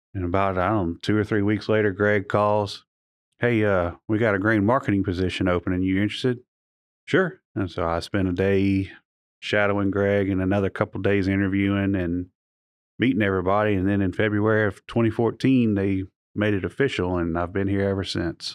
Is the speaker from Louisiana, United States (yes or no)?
yes; Alexandria, Louisiana, United States; I'm originally from Alexandria